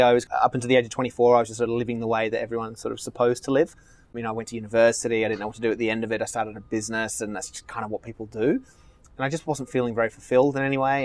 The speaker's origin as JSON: {"language": "English", "country": "Australia", "moved": "yes", "lives_now": "Marina del Rey, United States", "said": "I'm Australian"}